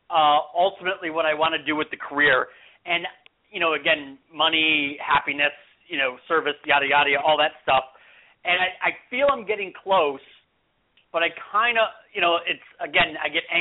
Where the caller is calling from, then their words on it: California, United States; I'm calling from California.